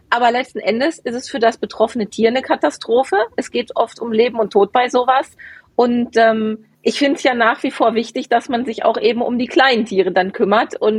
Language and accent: German; Bochum, North Rhine-Westphalia, Germany; Meine Heimat. Meine alte Heimat.